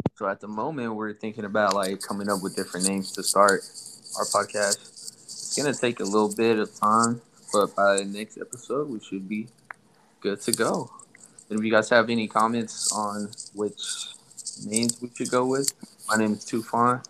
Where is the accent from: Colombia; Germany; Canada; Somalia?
Somalia; moved away; also born or lived in Texas; I'm from Somalia